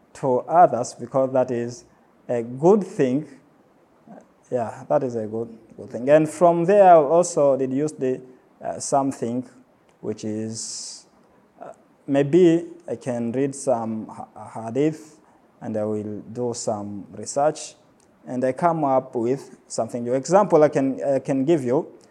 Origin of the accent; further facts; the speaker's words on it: Pemba, Zanzibar, Tanzania; I was born in Pemba and I grew up most of my time here in Pemba.